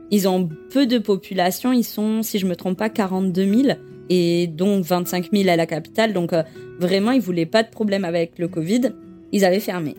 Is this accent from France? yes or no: yes; France; moved away as an adult; also born or lived in Quebec City / Yukon; je suis française